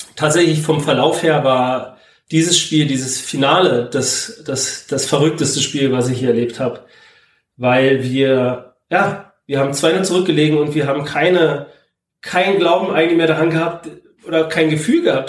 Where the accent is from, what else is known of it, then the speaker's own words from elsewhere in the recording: Zeuthen, Brandenburg, Germany; also born or lived in Berlin; Ich bin in Zeugen zur Schule gegangen